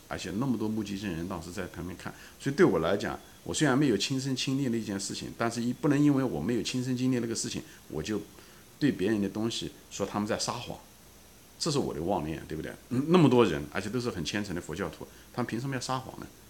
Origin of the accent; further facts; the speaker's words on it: China; 我本人就跟咱们大陆大多数人是一样的，我从小是在中国长大的